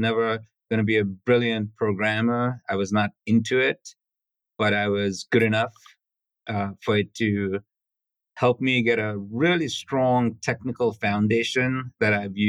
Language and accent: English; Sri Lanka; English is a second language; Life growing up on a small island was peaceful, cut off from the rest of the world. I had a very happy childhood. And then in Sri Lanka, there was a civil war, which got pretty intense.